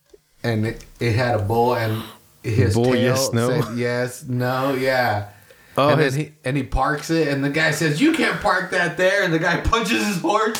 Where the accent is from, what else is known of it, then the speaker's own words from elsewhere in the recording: Salinas, California, United States; Yeah, I'm from Salinas. I've been here. I know about the rodeo.